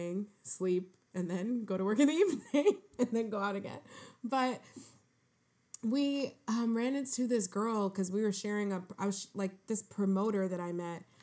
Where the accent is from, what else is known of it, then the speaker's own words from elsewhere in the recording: New York City, New York, United States; New York City. Where? Harlem